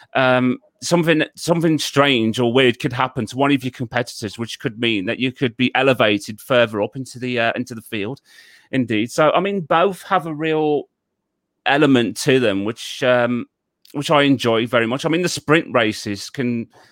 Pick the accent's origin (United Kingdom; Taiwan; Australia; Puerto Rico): United Kingdom; Wolverhampton, West Midlands; I was originally born and raised in um, the city of uh, Wolverhampton in um, in the United Kingdom.